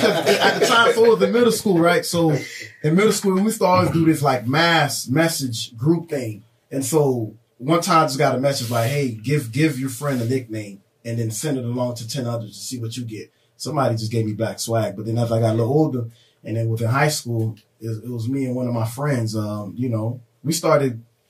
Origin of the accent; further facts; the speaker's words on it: Miami, Florida, United States; Born there, so I was Jackson Hospital. Okay. And then you know, growing LH. Up as so like I said, in Little Haiti area, Biscayne Boulevard area.